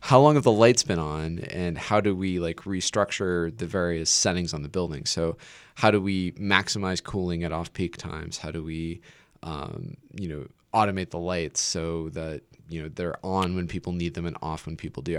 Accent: Nebraska, United States; I'm from Nebraska

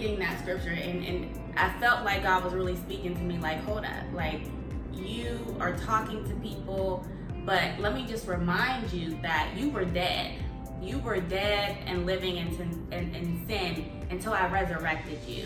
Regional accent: Pittsburgh, Pennsylvania, United States; now in California, United States; we're both from Pittsburgh. We both moved from Pittsburgh to California

